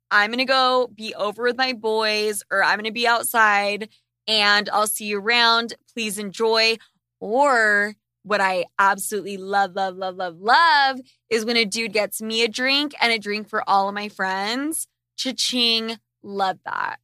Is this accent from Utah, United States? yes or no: yes; Utah, United States; I grew up in Utah